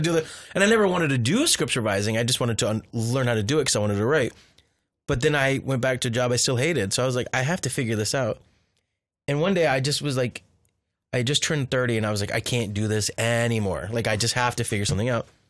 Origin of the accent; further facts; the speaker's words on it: Orange County, California, United States; also born or lived in Riverside, California / Los Angeles, California; the house I grew up in Han, in Orange County was haunted